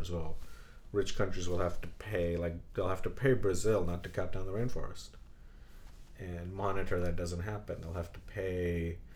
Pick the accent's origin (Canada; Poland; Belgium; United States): Belgium; born there; Oh, by the way, I was born in Belgium.